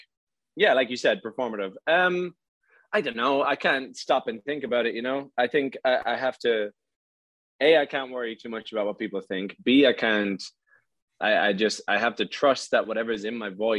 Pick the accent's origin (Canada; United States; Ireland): Ireland; in my hometown